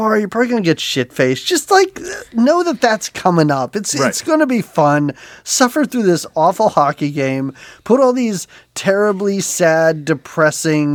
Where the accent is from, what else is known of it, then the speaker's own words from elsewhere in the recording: Pittsburgh, Pennsylvania, United States; moved away; I'm originally from Pittsburgh.